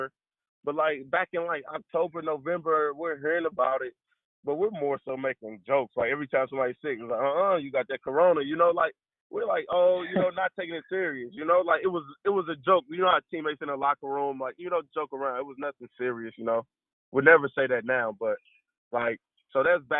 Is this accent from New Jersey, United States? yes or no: no; St. Louis, Missouri, United States; moved away as an adult; coming from St. Louis